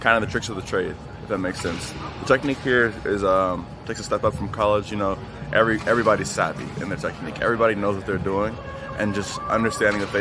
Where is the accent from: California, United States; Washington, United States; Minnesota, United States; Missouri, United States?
Missouri, United States; Kansas City; moved away as an adult; now in Seattle, United States; I'm from Kansas City, Missouri, so I'm in the middle of the country.